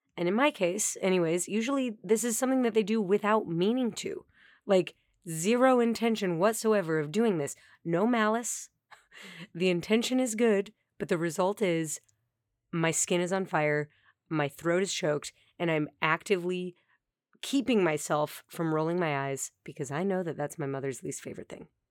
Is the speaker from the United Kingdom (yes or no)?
no; Colorado, United States; moved away; my hometown in Colorado